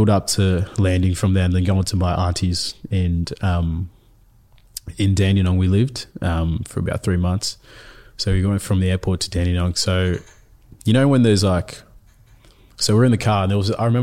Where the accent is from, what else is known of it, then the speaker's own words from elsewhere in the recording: Ethiopia; born there; So, um, so I was born in Ethiopia in the refugee camp there.